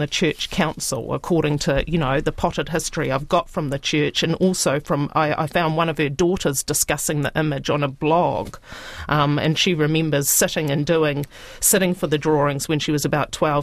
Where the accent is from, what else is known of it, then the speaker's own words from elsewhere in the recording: Rotorua, Bay of Plenty, New Zealand; I grew up in Rotorua, and I've always remembered that church